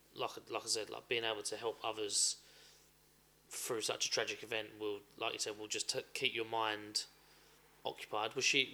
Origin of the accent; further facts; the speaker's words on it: Medway, South East England, United Kingdom; growing up in Medway